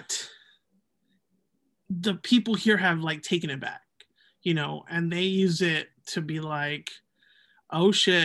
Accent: Los Angeles, California, United States; also born or lived in Downey; Growing up in Southeast Los Angeles in the 90s was a little bit rough

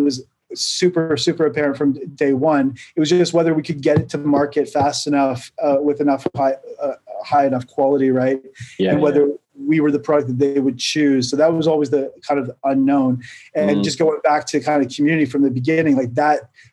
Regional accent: Oakville, Ontario, Canada; moved away as an adult; also born or lived in Shanghai; now in United Kingdom; I'm from Canada, from Oakville. We grew up in the same place we just discovered, which is kind of crazy. spent my first like 18 years of life in the suburbs of Toronto

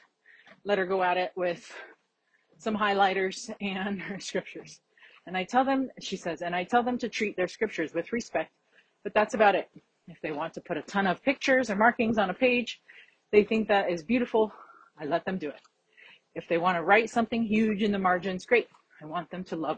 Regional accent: Florida, United States; I grew up in Florida

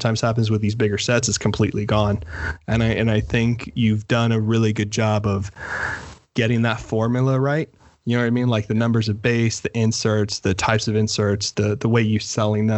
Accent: Miami, Florida, United States; when I was a kid growing up in Miami

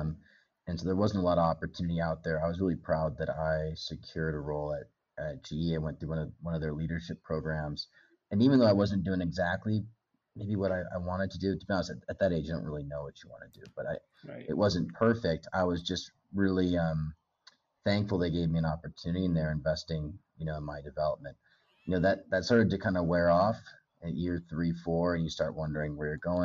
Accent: Bend, Oregon, United States; moved away as an adult; also born or lived in Los Angeles; now in Kenya; A little town called Bend, Oregon, kind of up in the mountains

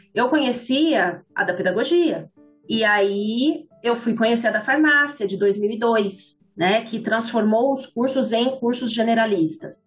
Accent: Ribeirão Preto, São Paulo, Brazil; Sou da capital, nasci em São Paulo, mas eu vim para Ribeirão, eu era criança

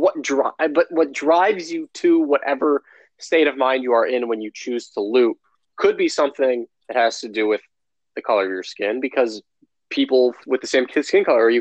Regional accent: Geneva, Illinois, United States; I grew up in Geneva, Illinois, a community that is no less than 98% white

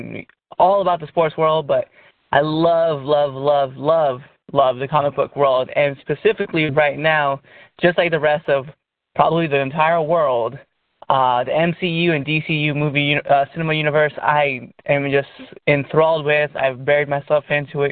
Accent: Nebraska, United States; me and Antonio. We come from Nebraska

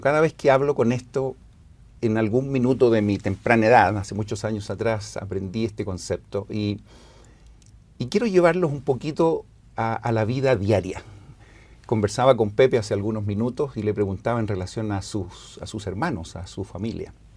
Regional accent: Santiago, Santiago Metropolitan Region, Chile; yo nací en Santiago, en Chile

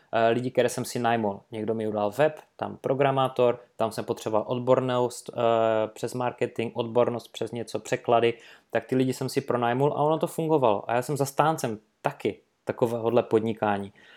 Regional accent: Karviná, Moravian-Silesian Region, Czechia; also born or lived in Manchester, England; jsem šel potom na univerzitu u nás v Karvine, Sleská univerzita

